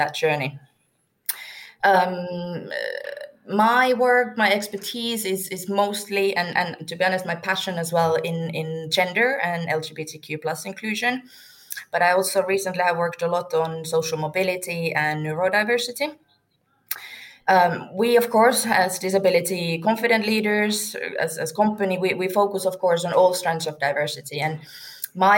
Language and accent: English; Turku, Southwest Finland, Finland; now in Wembley, United Kingdom; I am from Turku, Finland